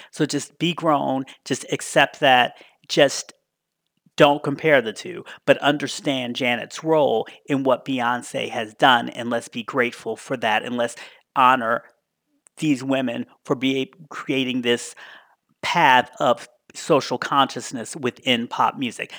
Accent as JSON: {"language": "English", "town": "Washington", "region": "District of Columbia", "country": "United States", "tie": "born or raised there", "said": "going to school in my hometown of D C"}